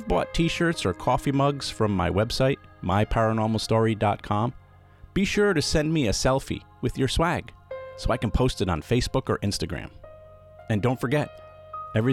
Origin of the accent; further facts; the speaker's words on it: Pawtucket, Rhode Island, United States; I grew up in Pawtucket, Rhode Island. I lived half my life in that city.